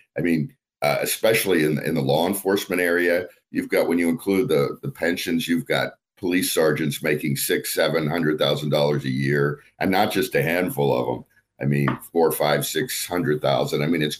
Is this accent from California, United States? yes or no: yes; California, United States; So I'm not one of these folks who's bashing on my home state and encouraging people to leave.